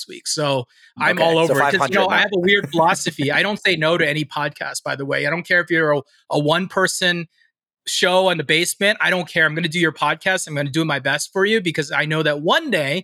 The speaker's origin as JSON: {"language": "English", "area": "Washington, D.C. metro area", "region": "Maryland", "country": "United States", "moved": "as an adult", "lives_now": "San Diego, United States", "said": "That's actually where I'm from originally, from the Washington, D.C. metro area."}